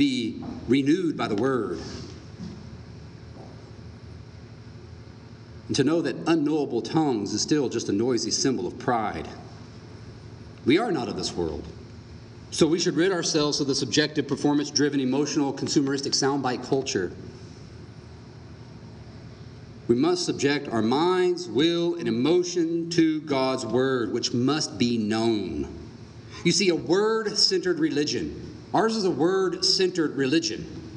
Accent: Texas, United States; I'm Texan

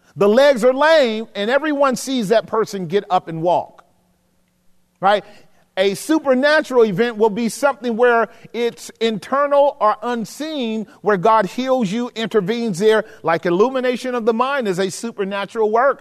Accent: the South, United States; growing up in the South

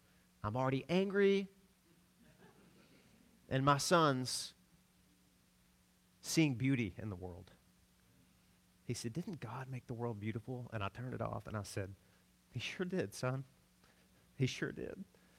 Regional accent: the South, United States; we grew up in the South down a gravel road, and there were Doberman pinchers everywhere.

